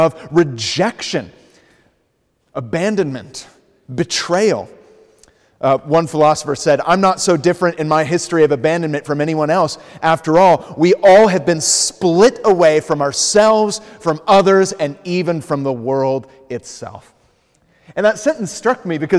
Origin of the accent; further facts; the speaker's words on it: United States; moved away as an adult; also born or lived in Los Angeles; I'm originally from the States